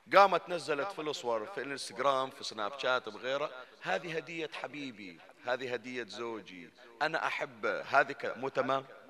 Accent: Bani Jamra, Northern Governorate, Bahrain; عندنا احنا في بني جمرة

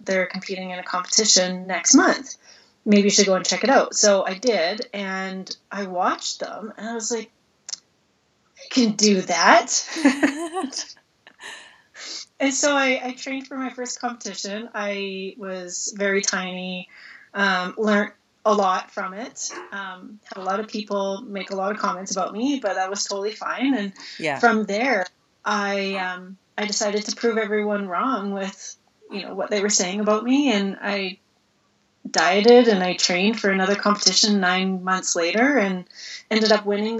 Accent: Red Deer, Alberta, Canada; moved away as an adult; also born or lived in Cayman Islands; It's my hometown

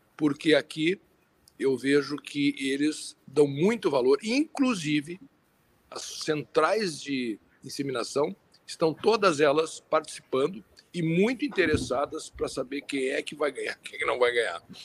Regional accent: Brazil; como brasileiros

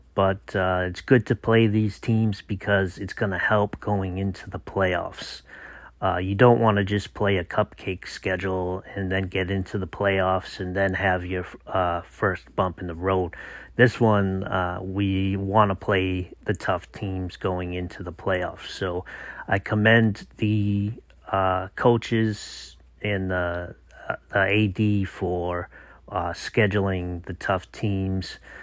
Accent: Massachusetts, United States; moved away; I'm from Massachusetts

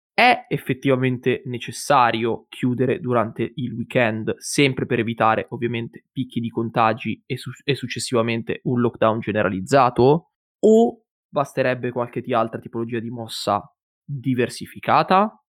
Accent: province of Monza, Lombardy, Italy; io e mio fratello, siamo, eh, della provincia, diciamo, di Monza, quindi siamo lombardi

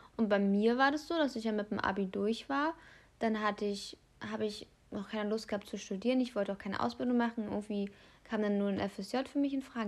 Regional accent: Brandenburg, Germany; hier bei uns in Brandenburg

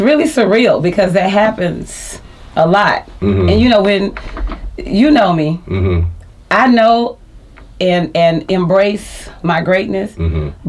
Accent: Las Vegas, Nevada, United States; Born and raised in Las Vegas.

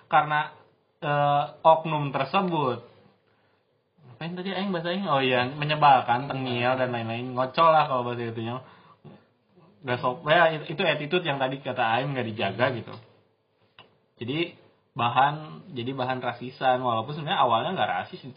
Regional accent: Bogor, West Java, Indonesia; sobat Bandungku kalian welcome ke aku walaupun aku orang Bogor

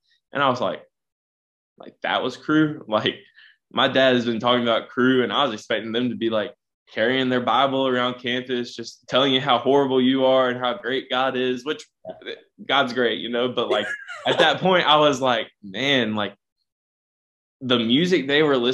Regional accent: Smithfield, United States; we're both from Smithfield

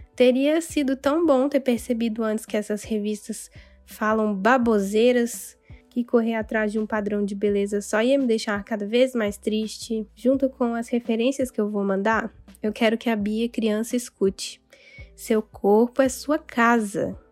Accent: Dores do Indaiá, Minas Gerais, Brazil; Lá em Dores do Indaiá, onde eu cresci

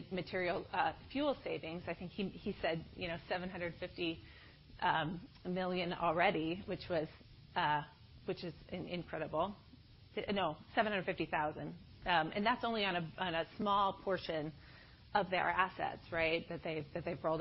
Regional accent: Iowa, United States; moved away; I'm originally from Iowa

